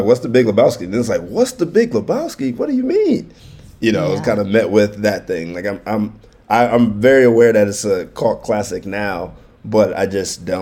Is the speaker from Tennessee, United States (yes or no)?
no; Detroit, Michigan, United States; I grew up in Detroit, majority black city